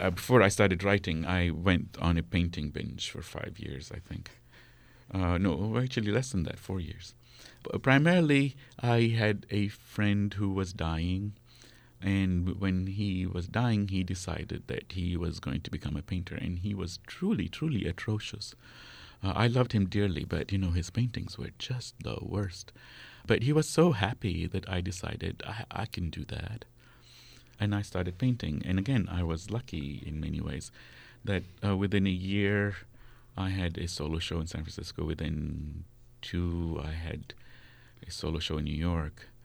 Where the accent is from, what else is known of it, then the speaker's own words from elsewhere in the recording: Kuwait; first language Arabic; moved away; also born or lived in Amman, Jordan / Lebanon; I grew up in Kuwait